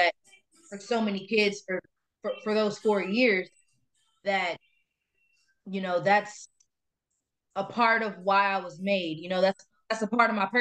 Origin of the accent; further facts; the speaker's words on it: Ghana; now in United States; I'm Ghanaian